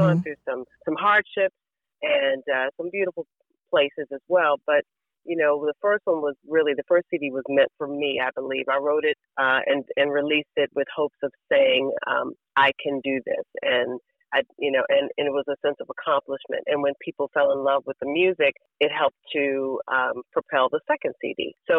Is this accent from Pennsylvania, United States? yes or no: no; Washington, District of Columbia, United States; moved away; three girls, and I'm the baby, and we grew up in Southeast D.C., and from there moved to Fort Washington.